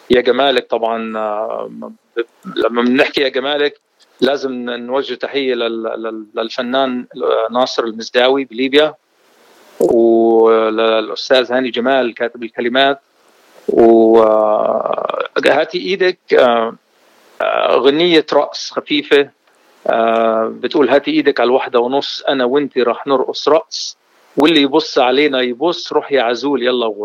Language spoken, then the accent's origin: Arabic; Beirut, Beirut Governorate, Lebanon; now in Jordan; صارت الحرب آه ببيروت 70 الله لا يعيد الايام هذيك آه هربنا على الاردن ولهجتي تاردنت